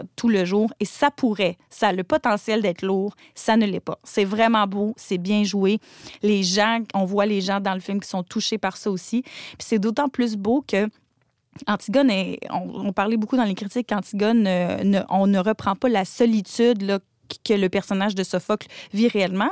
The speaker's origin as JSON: {"language": "French", "region": "Quebec", "country": "Canada", "said": "en tant que québécoise"}